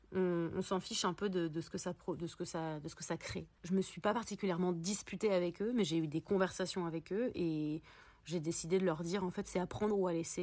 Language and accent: French; Paris, Île-de-France, France; j'ai grandi à Paris